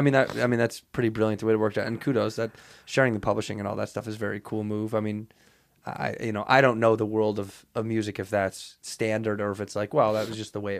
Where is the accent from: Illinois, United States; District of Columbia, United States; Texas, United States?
Illinois, United States; Chicago; born or raised there